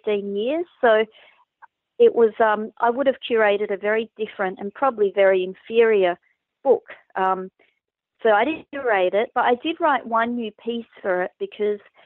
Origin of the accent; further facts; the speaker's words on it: Braybrook, Victoria, Australia; I was growing up in Braybrook